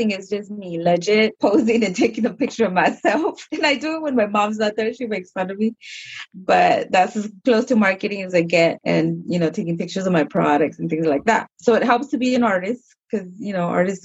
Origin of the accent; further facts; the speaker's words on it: San Diego, California, United States; I was raised here, born and raised in San Diego